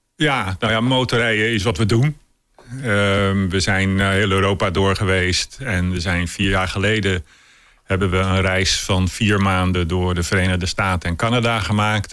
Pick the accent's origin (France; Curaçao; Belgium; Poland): Curaçao; moved away; Ik ben opgegroeid op Curaçao